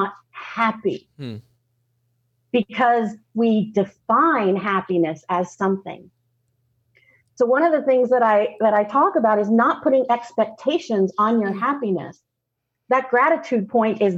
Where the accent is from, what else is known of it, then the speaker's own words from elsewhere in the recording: Southern, United States; accent: Southern; My Southern accent goes away a little bit